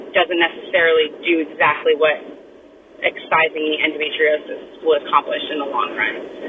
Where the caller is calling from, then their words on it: Arizona, United States; I am writing in from Arizona.